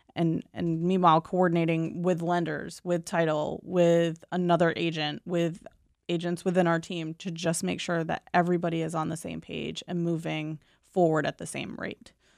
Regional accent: Southern Maine, United States; I'm born and raised in Southern Maine

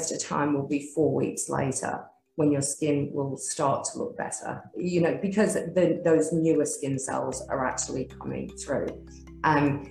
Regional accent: Australia; we are proudly Australian. We live in a great country

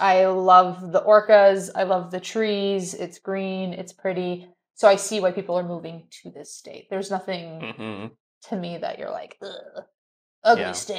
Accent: California, United States; moved away as an adult; I'm from California and I, you know, was there for 22 years of my life and it's too expensive for me to go back there.

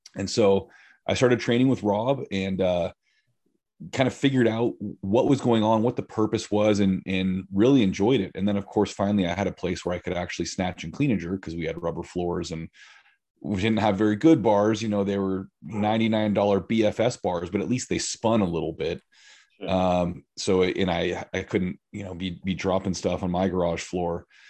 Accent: California, United States; moved away as an adult; now in Central Oregon, United States; I grew up in California. Okay. I lived in five or six different areas from southern

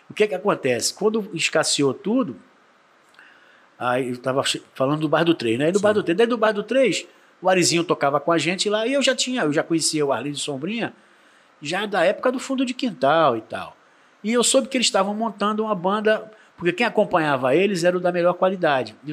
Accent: São Vicente, São Paulo, Brazil; Pô, eu sou da minha terra, pô, sou, sou de São Vicente, né?

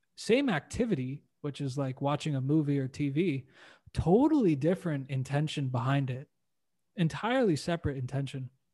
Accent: Canada; also born or lived in United States / New Zealand; now in Playa del Carmen, Mexico; I was born and raised in Canada

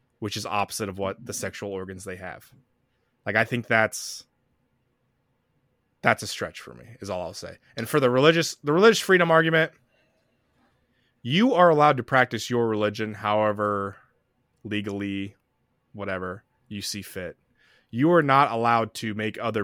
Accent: the South, United States; we're both from the South.

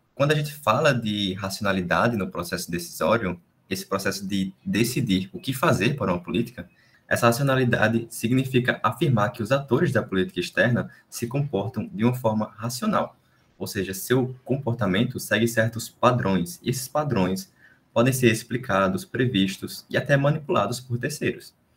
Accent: Brazil; quem somos nós como brasileiros

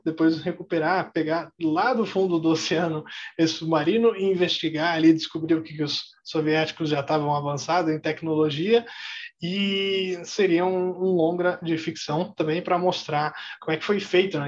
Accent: Osasco, São Paulo, Brazil; eu cresci um pouco bem afastado do centro de São Paulo, cresci em Osasco

